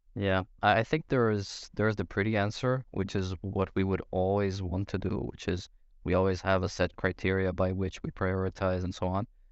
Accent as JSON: {"language": "English", "country": "Brazil", "moved": "as an adult", "lives_now": "Denmark", "said": "I'm originally from Brazil. Been here in Denmark for maybe nine or ten years."}